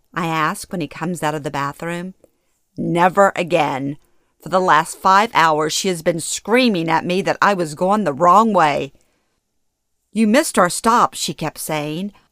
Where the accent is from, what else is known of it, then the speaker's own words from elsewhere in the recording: Louisiana, United States; moved away; moving back to my hometown in Louisiana after thirty-six years